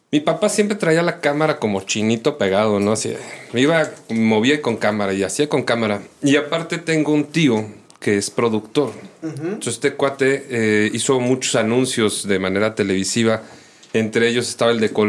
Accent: Mexico City, Mexico; now in Irapuato, Mexico; vengo de la Ciudad de México. Ya tengo ya suficientes años aquí, treinta y tantos años aquí en Irapuato.

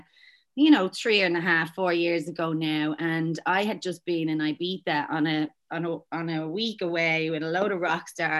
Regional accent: Dublin, Leinster, Ireland; moved away as an adult; now in Australia; I'm from Dublin, Ireland, but I've been over here for the last almost 15 years.

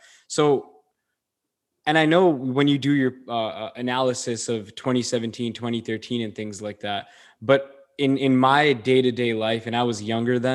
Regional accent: India; I'm Indian. We do gold still till date.

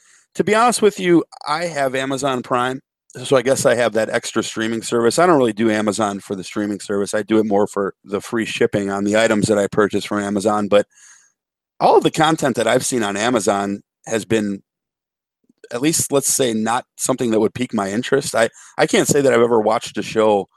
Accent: Chicago, Illinois, United States; when I was a kid, growing up in Chicago, we had Fox WFLD Channel 32

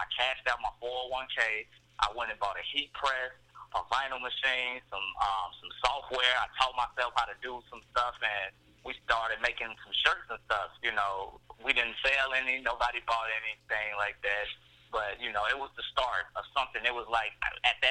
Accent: Mississippi, United States; also born or lived in Wisconsin; now in Chicago, United States; We were born in Chicago. We grew up in Mississippi, and ironically, we moved from Chicago because my grandmother didn't want anything bad to happen, but ironically, we moved back into the same neighborhood that we were born

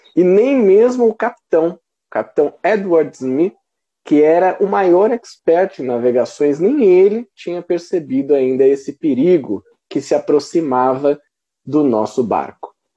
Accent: Brazil; nós, como brasileiros

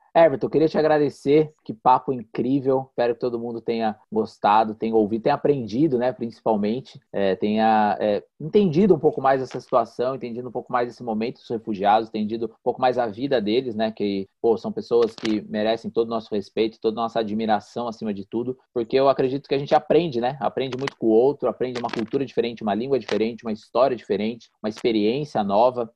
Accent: Mogi das Cruzes, São Paulo, Brazil; eu moro aqui, nascido aqui

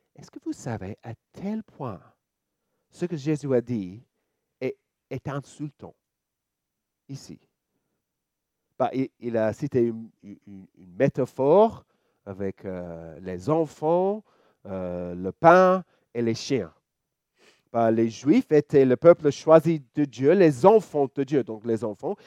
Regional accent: Australia; French is a second language; now in Lyon, France; vous pouvez entendre mon petit accent. Je suis australien

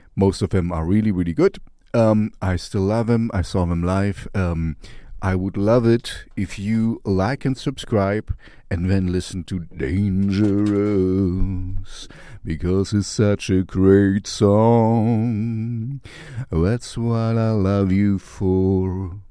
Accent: East Germany, Germany; I grew up in East Germany, you know, behind the Iron Curtain, in the Russian zone

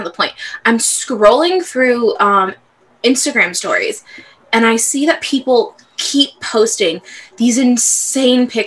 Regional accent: Southern California, United States; I'm from Southern California. We don't get humid. We don't do humid here

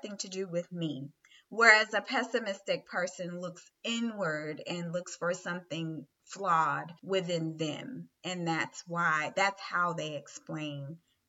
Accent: the South, United States; I'm a Southerner.

